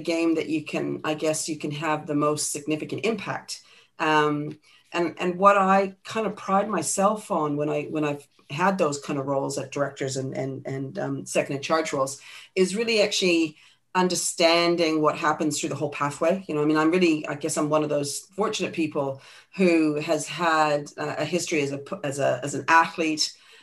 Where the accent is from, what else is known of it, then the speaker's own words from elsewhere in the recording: Vancouver, British Columbia, Canada; also born or lived in Scotland; now in New Zealand; I was born in Scotland, brought up in Canada, lived in New Zealand for most of my life.